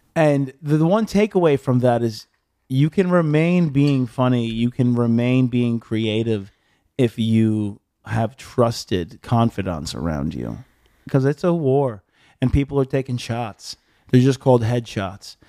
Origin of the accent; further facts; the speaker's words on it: Long Island, New York, United States; moved away as an adult; also born or lived in Bay Shore, New York; now in Los Angeles, United States; I'm from Long Island